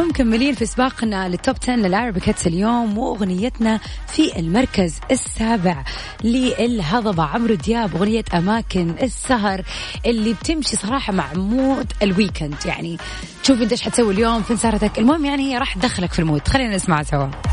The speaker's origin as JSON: {"language": "Arabic", "town": "Jeddah", "region": "Makkah Province", "country": "Saudi Arabia", "said": "عندنا في جدة"}